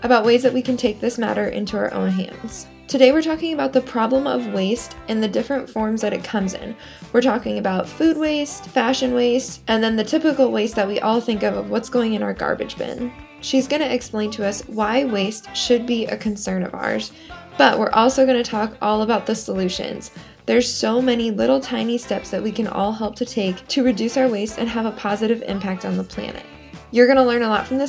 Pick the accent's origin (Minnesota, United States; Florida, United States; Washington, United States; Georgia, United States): Washington, United States; Everett; moved away; I grew up in Everett because my dad works for Boeing